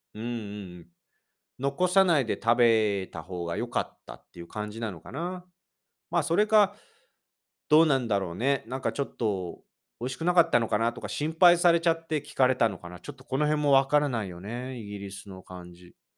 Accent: Shizuoka, Japan; born or raised there; now in Kanto, Japan

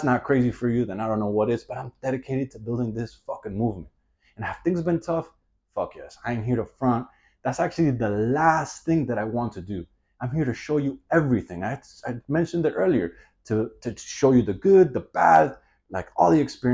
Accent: Miami, Florida, United States; I'm born and raised in Miami

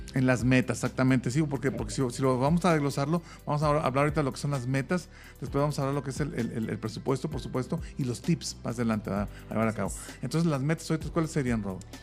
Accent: Monterrey, Nuevo León, Mexico; moved away; yo no soy de aquí, pero yo vengo un poquito más cerquita, yo soy de Monterrey

